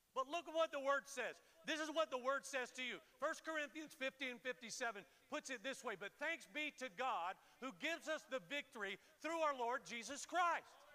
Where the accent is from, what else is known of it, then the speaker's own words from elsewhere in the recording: Florida, United States; moved away; I grew up in Florida and worked on a ranch